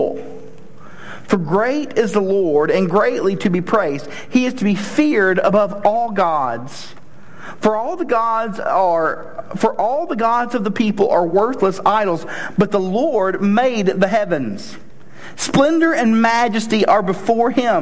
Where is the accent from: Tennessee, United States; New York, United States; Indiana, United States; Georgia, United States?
Tennessee, United States; moved away; I'm from Tennessee